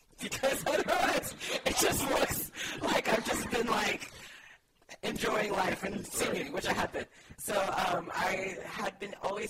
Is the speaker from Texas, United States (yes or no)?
yes; Dallas, Texas, United States; moved away; also born or lived in Austria; I'm from Dallas.